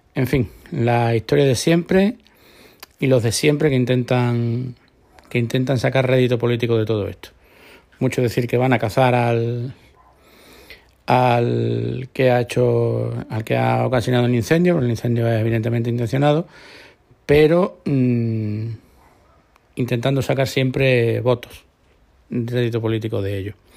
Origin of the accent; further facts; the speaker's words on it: Córdoba, Andalusia, Spain; now in Marbella, Spain; yo soy de Córdoba y no me he criado en, la costa